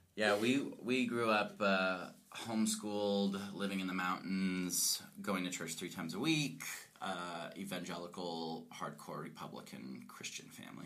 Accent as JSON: {"language": "English", "region": "Colorado", "country": "United States", "said": "I'm I'm from Colorado. I'm a fifth generation uh, Coloradan"}